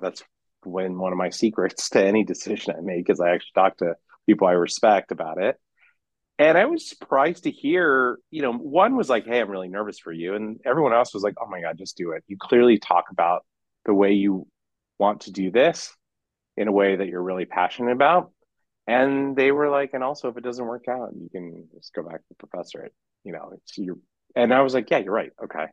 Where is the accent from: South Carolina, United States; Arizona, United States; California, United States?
California, United States; moved away as an adult; now in Chicago, United States; I come from California